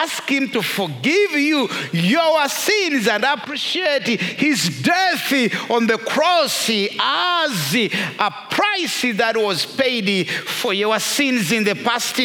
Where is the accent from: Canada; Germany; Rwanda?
Rwanda; moved away; I am first of all a Christian and secondary Rwandan